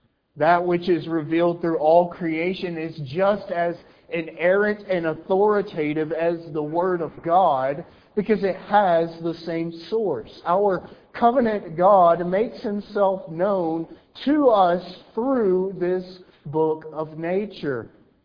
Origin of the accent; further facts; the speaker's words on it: Alabama, United States; I'm from Alabama. You may not be able to tell because I've masked my accent, but I can be Southern.